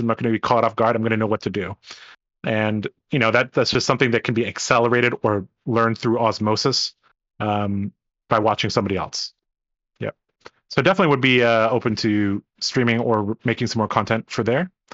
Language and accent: English; Hong Kong; moved away; I, I come from Hong Kong.